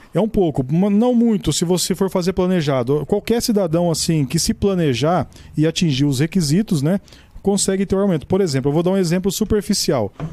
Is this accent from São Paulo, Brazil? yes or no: yes; Mirassol, São Paulo, Brazil; minha cidade natal